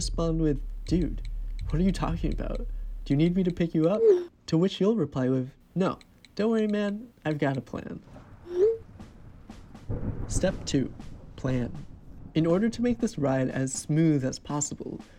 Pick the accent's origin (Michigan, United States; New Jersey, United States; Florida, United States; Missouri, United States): New Jersey, United States; Cranbury; moved away as an adult; also born or lived in New York; my hometown of Cranberry, New Jersey